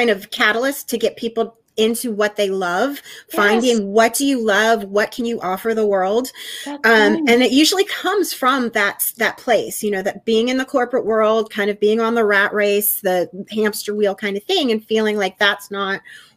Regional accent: Pennsylvania, United States; moved away as an adult; now in Chattanooga, United States; I'm originally a Pennsylvania girl, so I'm from Pennsylvania, but being in TV, I've bounced around a lot and am currently in Chattanooga, Tennessee.

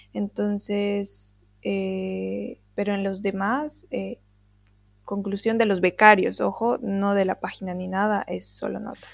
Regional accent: Bolivia; nosotros, bolivianos

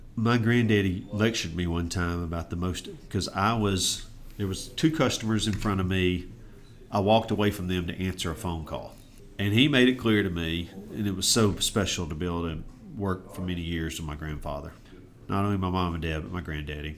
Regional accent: Auburn, Alabama, United States; also born or lived in Savannah, Georgia; I was blessed with the opportunity to grow up in Auburn, really from 18 months till as I sit with you today

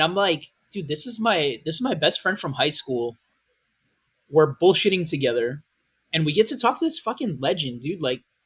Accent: United States; we're America

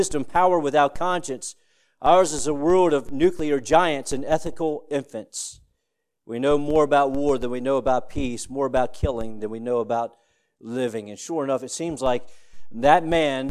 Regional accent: Woodstock, Virginia, United States; in Woodstock, Virginia, my hometown

